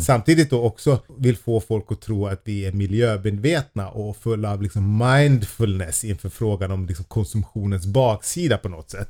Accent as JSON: {"language": "Swedish", "country": "Sweden", "said": "vi svenskar"}